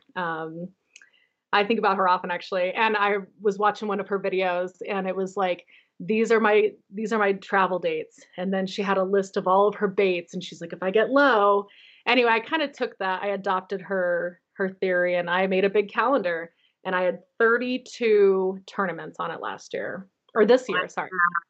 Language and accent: English; Phoenix, Arizona, United States; moved away as an adult; now in Holladay, United States; I live in Holiday, Utah. I grew up in Phoenix, Arizona